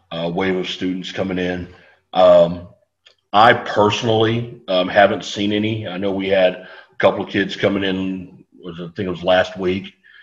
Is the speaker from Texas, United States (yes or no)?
yes; San Antonio, Texas, United States; I grew up here in San Antonio. I went to Marshall High School